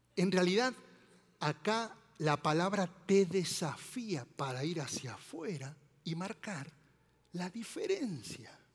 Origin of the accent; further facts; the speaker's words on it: Argentina; now in Mexico; soy argentino